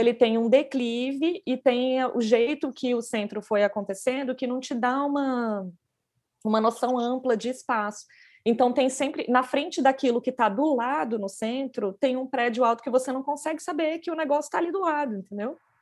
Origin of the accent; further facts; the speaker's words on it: Goiás, Brazil; now in São Paulo, Brazil; A gente é do Goiás